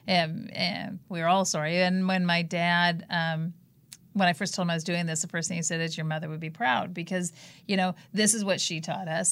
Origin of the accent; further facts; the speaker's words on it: Palos Verdes, California, United States; we grew up in Palos Verdes, not a very liberal community